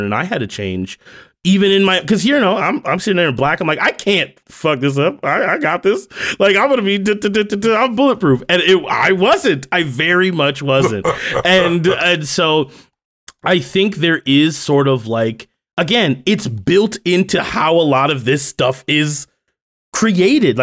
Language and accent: English; United States; Growing up in America